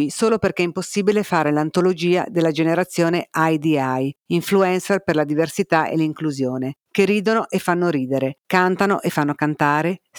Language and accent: Italian; Rome, Lazio, Italy; born there; accent: Roman; un inconfondibile accento romano. Ah, se non si fosse capito, io sono un cinese nato a Roma. Io sono un IBC, un Italian born Chinese, di seconda generazione.